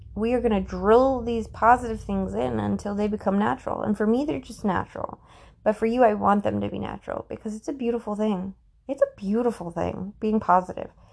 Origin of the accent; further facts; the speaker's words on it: United States; as an American, I am an American